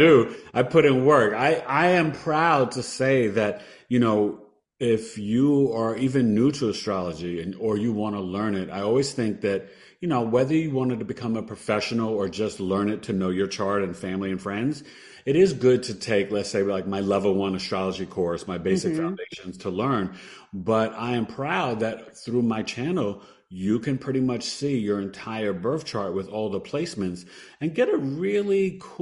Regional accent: New York City, New York, United States; moved away as an adult; I grew up in New York City

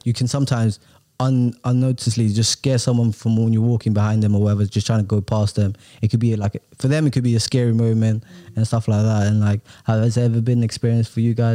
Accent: London, United Kingdom; English is a second language; I'm quite a fast walker because I'm from London

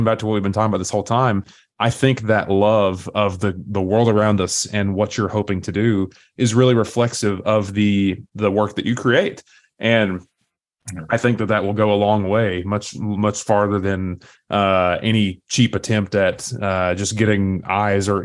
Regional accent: East Tennessee, United States; accent: Southern; I grew up and still live in East Tennessee. I don't know if you can tell by my accent or not. I still can't decide if I have a strong Southern accent

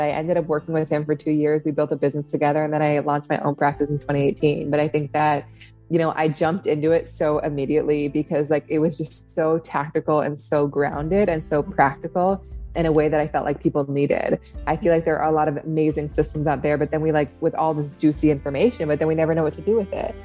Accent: Seattle, Washington, United States; also born or lived in upstate New York; now in New York, United States; I grew up in Seattle. Um, in the city, my family's still there

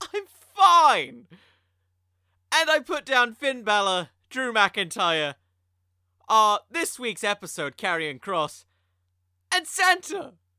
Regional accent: United Kingdom; I'm British.

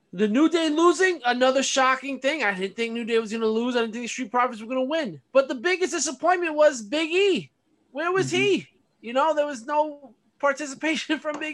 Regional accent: New York City, New York, United States; growing up in Brooklyn

